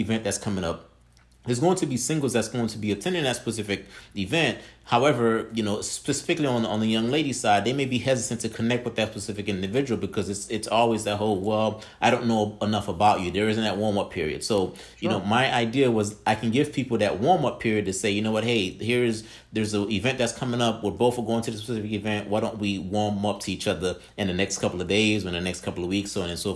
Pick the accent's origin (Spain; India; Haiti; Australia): Haiti; now in United States; I'm originally from Haiti, and my parents decided that they would come here to the States. And I've been here in the States for over 20 years.